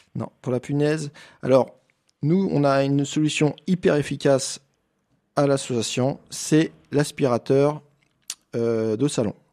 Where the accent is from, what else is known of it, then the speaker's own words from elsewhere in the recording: Ardèche, Auvergne-Rhône-Alpes, France; chez nous en Ardèche.